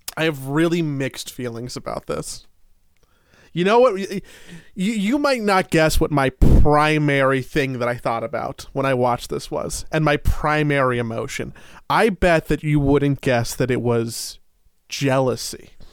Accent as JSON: {"language": "English", "country": "United States", "said": "as an American"}